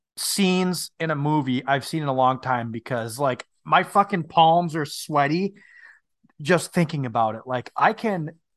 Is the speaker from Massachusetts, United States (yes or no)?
no; Minnesota, United States; I am from Northern Minnesota, the Canadian border.